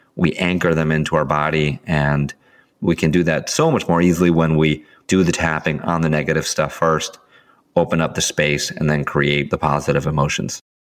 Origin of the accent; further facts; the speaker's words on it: Sandy Hook, Connecticut, United States; in my hometown where I live right now in Sandy Hook